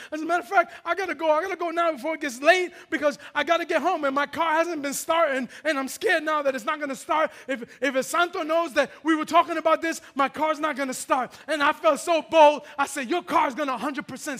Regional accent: New York City, New York, United States; it was high school, I was at Bronx Science

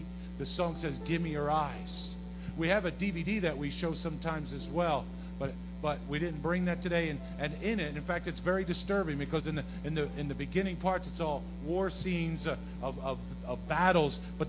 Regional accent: Yorktown, United States; also born or lived in South Jersey / Rhode Island; I come from Yorktown. I come from South Jersey. I was in Rhode Island. And now I'm in New York City.

